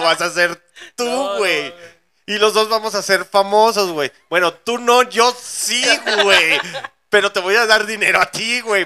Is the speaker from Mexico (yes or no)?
yes; León, Guanajuato, Mexico; la gente que somos de León, Guanajuato